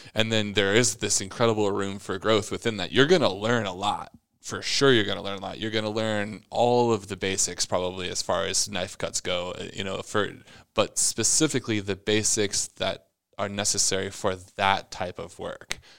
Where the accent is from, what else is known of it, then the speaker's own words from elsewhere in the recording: Omaha, Nebraska, United States; moved away as an adult; I was the kid from Omaha